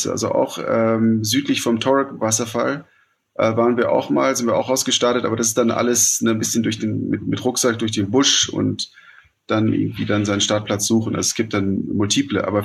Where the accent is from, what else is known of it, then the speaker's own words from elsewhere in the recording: Nairobi, Kenya; Zum einen, ich bin in Nairobi aufgewachsen. Ähm, deswegen, ich kenne die, die Stadt.